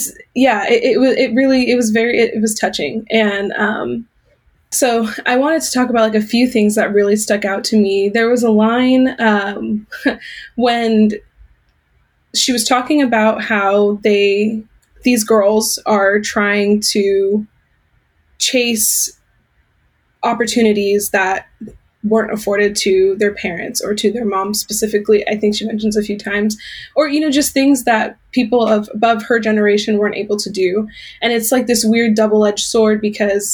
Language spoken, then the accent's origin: English; California, United States; I'm born and raised in California. I still live in Southern California